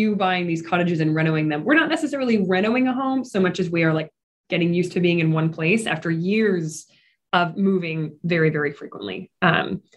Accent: Midwest, United States; moved away as an adult; also born or lived in New York region / Atlanta; I grew up here in the Midwest region

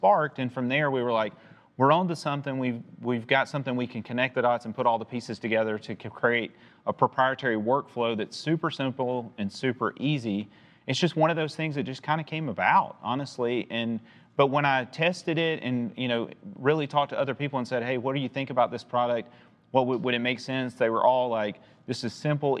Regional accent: Chattanooga, Tennessee, United States; I'm from Chattanooga. My whole career has been basically in Chattanooga

